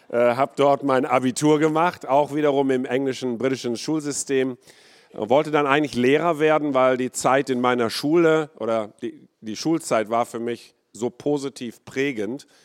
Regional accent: India; born there; Ich bin ähm, in Indien geboren vor 53 Jahren ähm, ich bin Kind eines Missionarsehepaar, die dort 23 Jahre äh, lang waren.

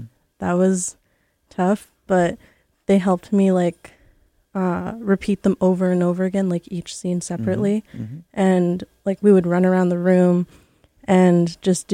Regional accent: Quatsino, British Columbia, Canada; also born or lived in Honduras; now in Vancouver, Canada; It's Quatsino. It's really close to Port Hardy on Vancouver Island

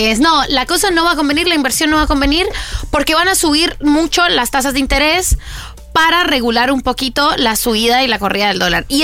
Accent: Colombia; now in Argentina

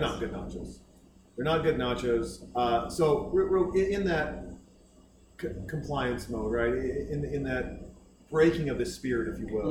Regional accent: Baker City, Oregon, United States; also born or lived in Boise, Idaho; now in Austin, United States; grew up in Oregon

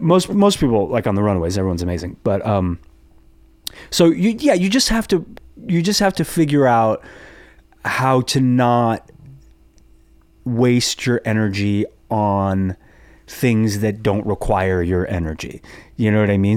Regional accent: Los Angeles, California, United States; I grew up in the Valley

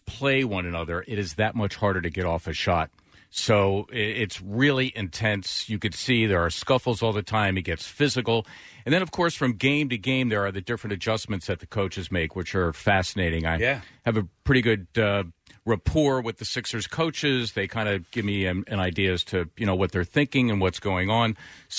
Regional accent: Philadelphia, Pennsylvania, United States; I grew up in Philly

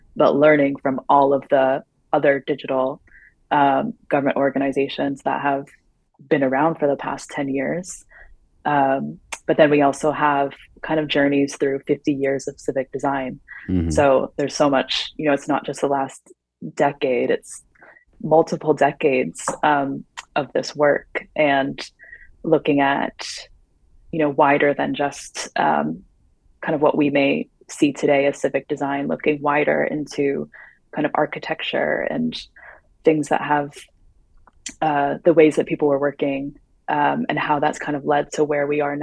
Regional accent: United States; moved away; as an American living abroad

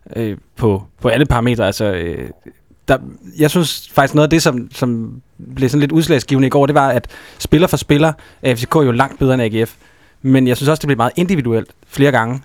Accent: Aarhus, Central Denmark Region, Denmark; moved away; jeg kommer fra Aarhus af

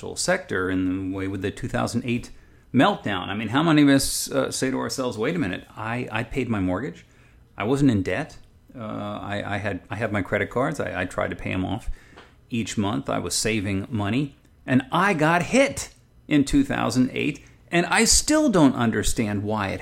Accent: Southern California, United States; I'm from Southern California myself

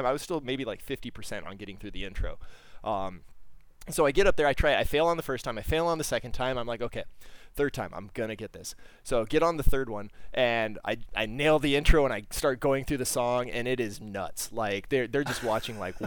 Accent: Southern California, United States; I'm from Southern California

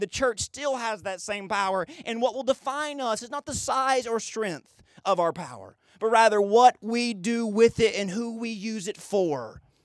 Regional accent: United States

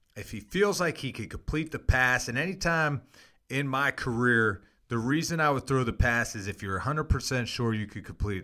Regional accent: Pittsburgh, Pennsylvania, United States; moved away as an adult; also born or lived in Toledo, Ohio; I grew up in Pittsburgh, Pennsylvania

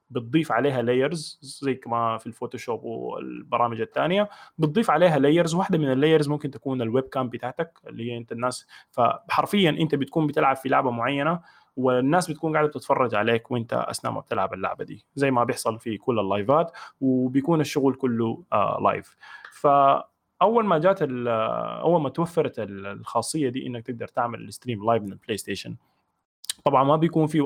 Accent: Tuti Island, Khartoum, Sudan; also born or lived in United Arab Emirates; now in Abu Dhabi, United Arab Emirates; عمري 30 سنه مواليد 1990 آه، سوداني من جزيره توتي من مواليد دوله الامارات واسكن حاليا في ابو ظبي

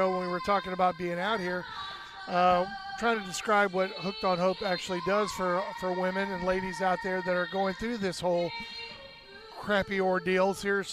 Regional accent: Florida, United States; I'm from the dang state where he's actually from

